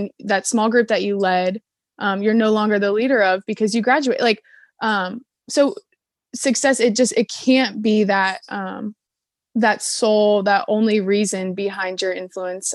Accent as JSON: {"language": "English", "town": "Cleveland", "region": "Ohio", "country": "United States", "said": "I am from Cleveland, Ohio."}